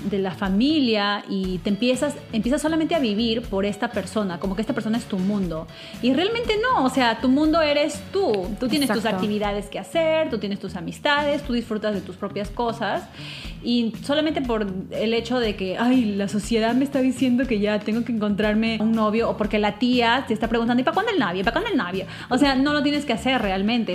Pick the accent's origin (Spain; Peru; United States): Peru; mi país, Perú